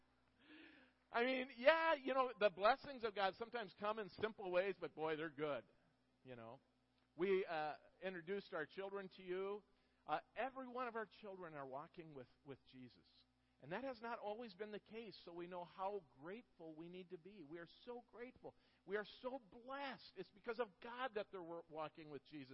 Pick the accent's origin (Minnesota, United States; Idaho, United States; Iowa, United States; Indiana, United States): Minnesota, United States; moved away as an adult; now in Florida, United States; after we moved from Minnesota, we lived in Minnesota our whole life, and we moved to Florida in January of 2012.